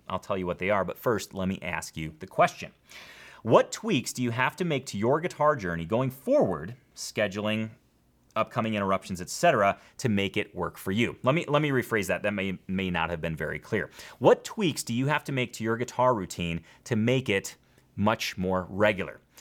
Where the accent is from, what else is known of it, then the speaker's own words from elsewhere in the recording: Schaumburg, Illinois, United States; where I grew up in Schaumburg, Illinois